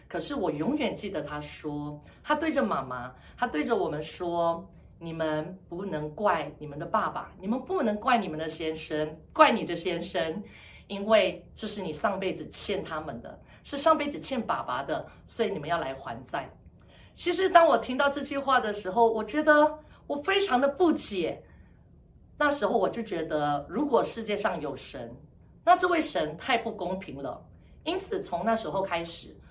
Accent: Malaysia; 我来自马来西亚

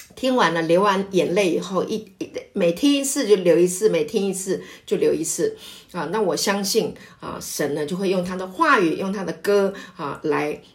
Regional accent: Taiwan; 我是本省人

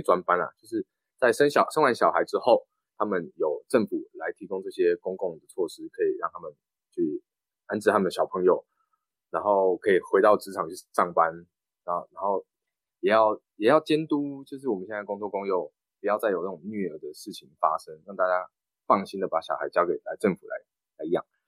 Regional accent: Taiwan; 我们台湾人

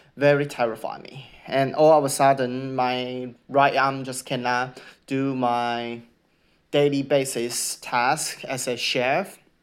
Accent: Taiwan; English is a second language; moved away as an adult; now in Australia; I'm come from Taiwan

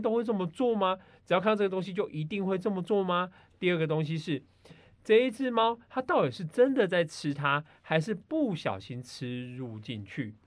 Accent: Taiwan; 我们台湾人

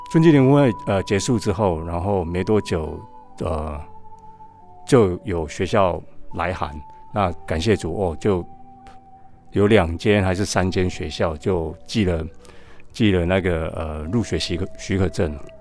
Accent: Taiwan; moved away as an adult; also born or lived in Buffalo, United States; 我们生长在台湾哦， 那其实英文也本来就不是我们的母语哦

